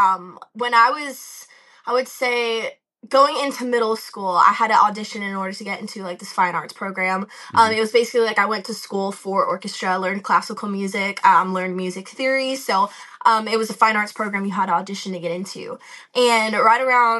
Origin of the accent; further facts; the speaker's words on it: Boca Raton, Florida, United States; moved away as an adult; now in Nashville, United States; I live in Nashville, but I'm actually originally from South Florida, Boca Raton, East Coast